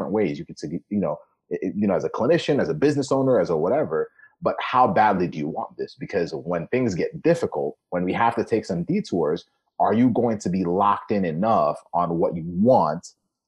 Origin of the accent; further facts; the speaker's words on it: Kenya; moved away; I was born in Kenya